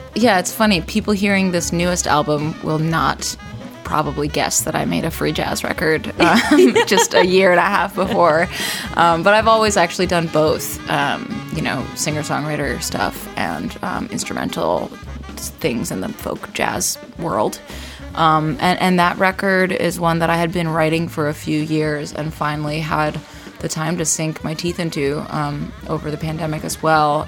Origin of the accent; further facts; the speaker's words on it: Odanak First Nation, Quebec, Canada; I'm from Odanak First Nation